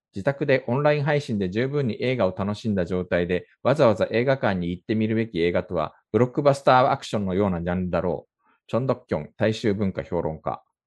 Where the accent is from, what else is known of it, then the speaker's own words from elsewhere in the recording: Japan; now in South Korea; 日本生まれ今は2回目の韓国在住の日本人